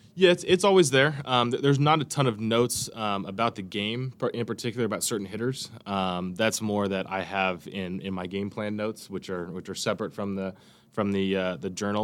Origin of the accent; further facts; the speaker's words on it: Bakersfield, California, United States; growing up in Bakersfield, there's farms around you everywhere